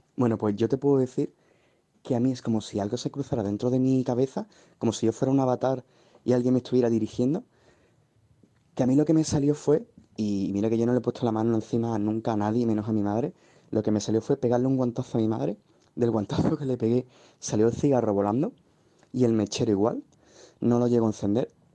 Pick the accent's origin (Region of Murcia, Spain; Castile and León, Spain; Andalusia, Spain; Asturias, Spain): Andalusia, Spain; Seville; yo vivo en Sevilla, yo soy de Sevilla